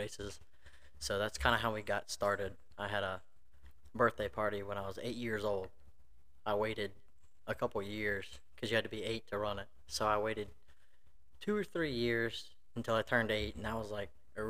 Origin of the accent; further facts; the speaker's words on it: Richmond, Virginia, United States; Born and raised in Richmond, Virginia. Been here my whole life.